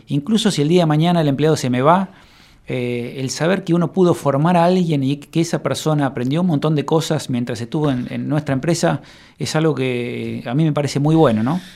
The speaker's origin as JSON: {"language": "Spanish", "region": "Buenos Aires", "country": "Argentina", "moved": "as an adult", "lives_now": "Coronel Suárez, Argentina", "said": "yo soy de Buenos Aires y, hace ya 10 años me vine a vivir a Suárez"}